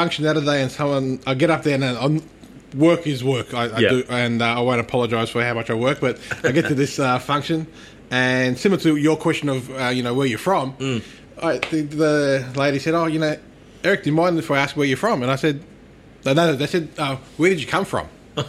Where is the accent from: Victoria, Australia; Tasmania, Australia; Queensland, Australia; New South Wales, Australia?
Victoria, Australia; Mildura; first language Turkish; English is a second language; also born or lived in Melbourne / Adelaide; then grade four came back to Cardross, and stayed in Mildura. Been literally born and bred in Mildura my entire life, and the only other stint was at Adelaide for uni.